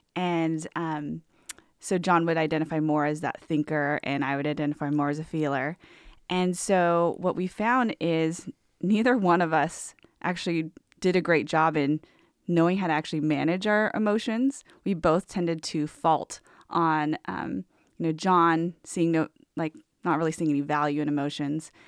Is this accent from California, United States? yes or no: yes; Southern California, United States; moved away as an adult; also born or lived in Portland, Oregon; I was born and raised in Southern California